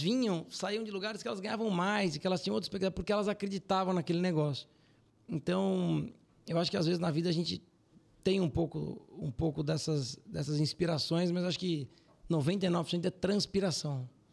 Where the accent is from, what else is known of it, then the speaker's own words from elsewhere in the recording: Brazil; Eu sou muito brasileiro